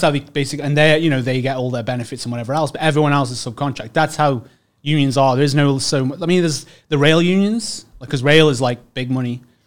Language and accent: English; Staffordshire, West Midlands, United Kingdom; moved away as an adult; now in Canada; I'm English, uh, born and bred. Most of the time, you know, I um, from really, uh, the Midlands, yep. Staffordshire